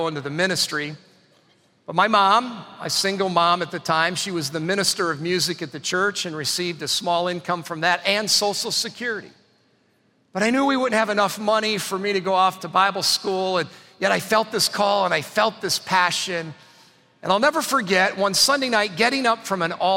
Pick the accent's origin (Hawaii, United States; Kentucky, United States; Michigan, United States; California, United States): Michigan, United States; Adrian; I was born and raised in Adrian, Michigan